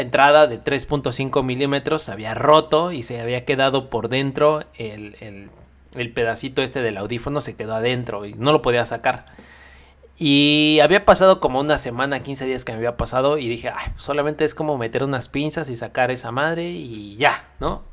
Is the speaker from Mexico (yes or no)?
yes; Mexico; siendo mexicano